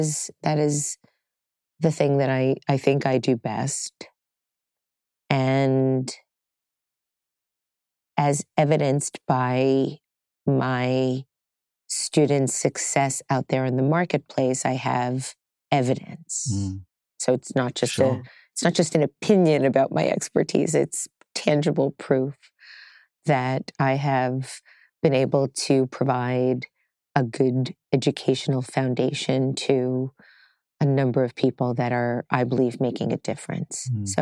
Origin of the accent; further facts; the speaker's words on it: Staten Island, New York, United States; also born or lived in Brooklyn, United States / Howard Beach, Queens, United States; Well, I'm a native New Yorker.